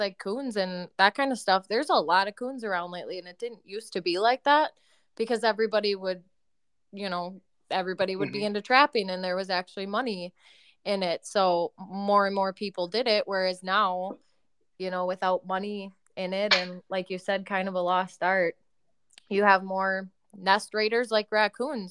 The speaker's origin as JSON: {"language": "English", "region": "South Central Wisconsin", "country": "United States", "tie": "born or raised there", "said": "I was born and raised in South Central Wisconsin."}